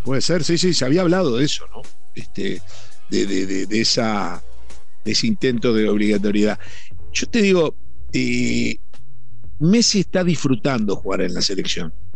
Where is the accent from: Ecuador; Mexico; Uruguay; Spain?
Uruguay; estaremos mal rumbeados también los uruguayos